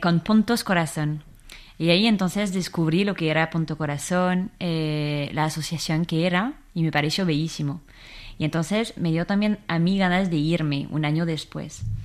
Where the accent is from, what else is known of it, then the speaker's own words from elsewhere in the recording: Versailles, Île-de-France, France; Spanish is a second language; moved away as an adult; now in Spain; yo soy de Versalles entonces, em, claro, siempre crecí en, en, una familia católica